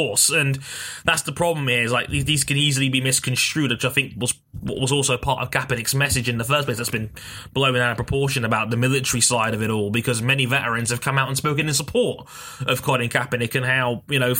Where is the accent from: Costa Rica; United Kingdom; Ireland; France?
United Kingdom; a British man from the other side of the pond